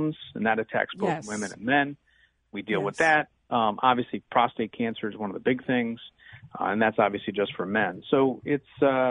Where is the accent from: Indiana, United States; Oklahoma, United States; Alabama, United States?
Indiana, United States; Munster; also born or lived in Gary, Indiana / New York City / Maywood, Illinois; I was actually born in Gary, was raised in Munster, Indiana, so I'm kind of a what we call a region rat.